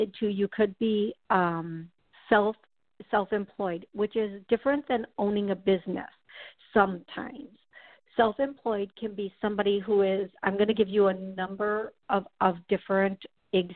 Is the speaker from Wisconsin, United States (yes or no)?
yes; Wisconsin, United States; I'm from Wisconsin.